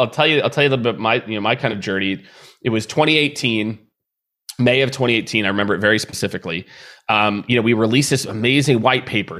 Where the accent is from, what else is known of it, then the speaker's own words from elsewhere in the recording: Midwest, United States; I grew up in the Midwest